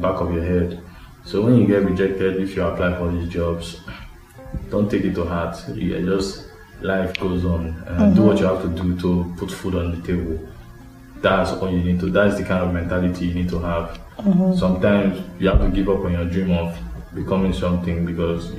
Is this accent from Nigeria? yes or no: yes; Nigeria; As a Nigerian